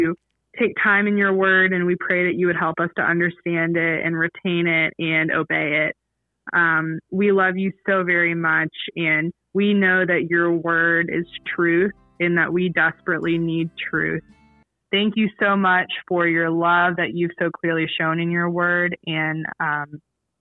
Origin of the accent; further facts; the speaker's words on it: Atlanta, Georgia, United States; growing up in Atlanta, there was a Muslim population